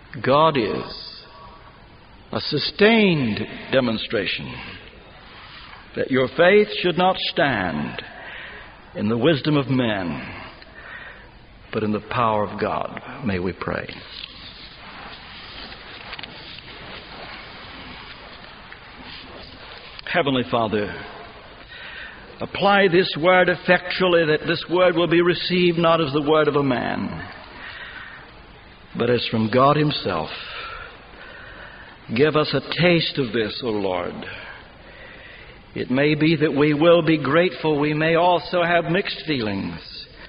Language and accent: English; Ashland, Kentucky, United States; my hometown of Ashland, Kentucky